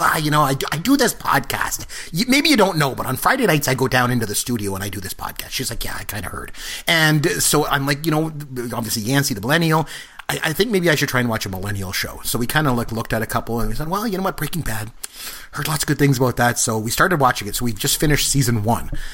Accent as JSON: {"language": "English", "town": "Port Elgin", "region": "Ontario", "country": "Canada", "tie": "born or raised there", "said": "I grew up in a really small town. I grew up in Port Elgin, Ontario"}